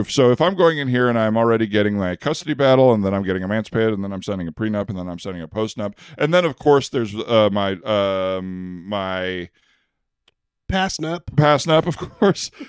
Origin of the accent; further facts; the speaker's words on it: Minnesota, United States; I came here from Minnesota, and I just came out here for the winter because the winters are so nasty right now in Minnesota.